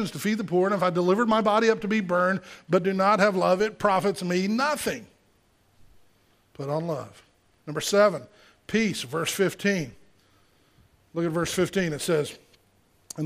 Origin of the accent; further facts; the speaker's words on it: Gulf Coast, United States; I grew up on the Gulf Coast, and we'd get hurricanes